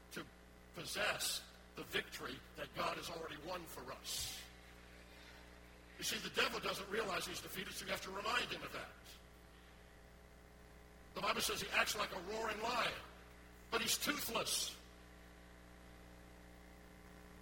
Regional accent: New Orleans, Louisiana, United States; moved away; I grew up in New Orleans

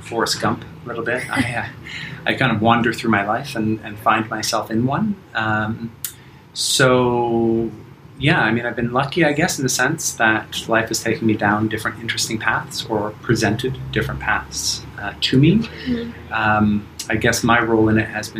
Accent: Toronto, Ontario, Canada; moved away as an adult; also born or lived in Asia; now in Bali, Indonesia; I'm Canadian. I grew up in Toronto. I escaped Canada in its winters when I was around 21.

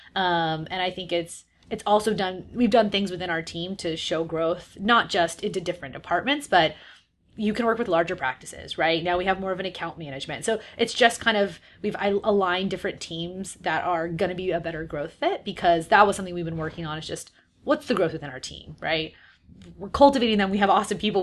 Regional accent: San Diego, California, United States; moved away as an adult; also born or lived in San Francisco; I'm from San Diego

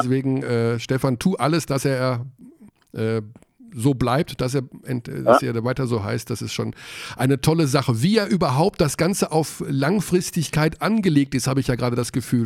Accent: Hagen, North Rhine-Westphalia, Germany; ich komme aus Hagen und ich war 20 Jahre dort beim Basketball

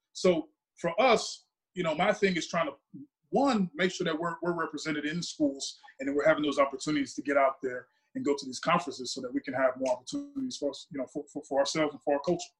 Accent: Dallas, Texas, United States; moved away as an adult; also born or lived in Davie, Florida; I'm not from Florida. I'm from Dallas, Texas

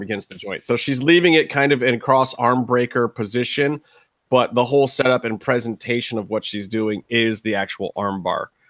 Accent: Cleveland, Ohio, United States; my hometown, Cleveland.

